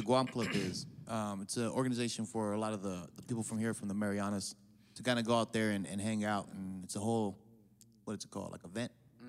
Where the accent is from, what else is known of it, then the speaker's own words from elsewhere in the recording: San Diego, California, United States; also born or lived in Hawaii; born and raised here in San Diego. That's all I know. Family from, some of my family, my mom's from Guam, from Inarahan, and then my dad is Samoan. I'm also a little bit Hawaiian.